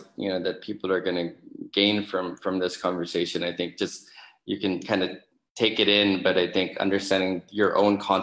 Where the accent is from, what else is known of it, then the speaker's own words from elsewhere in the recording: Philippines; as a Filipino